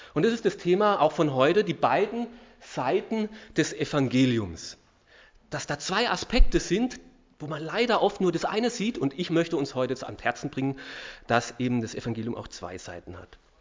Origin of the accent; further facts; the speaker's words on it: Austria; uns Österreichern